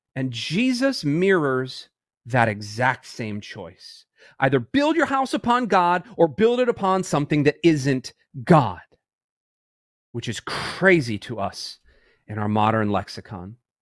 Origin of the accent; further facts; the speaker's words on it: Tampa, Florida, United States; I'm from Tampa